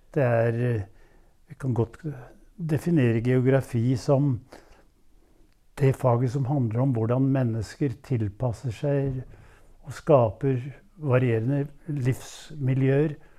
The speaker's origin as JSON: {"language": "Norwegian", "town": "Våle", "region": "Vestfold", "country": "Norway", "tie": "born or raised there", "also_born_or_lived": "Jeløya, Moss", "moved": "as an adult", "said": "I eh, det som da het Våle kommune, 15 km nord for Tønsberg"}